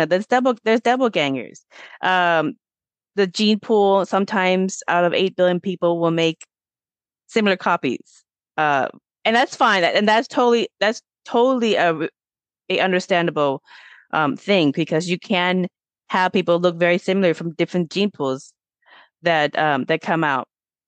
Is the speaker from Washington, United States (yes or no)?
yes; Auburn, Washington, United States; I grew up in Auburn, Washington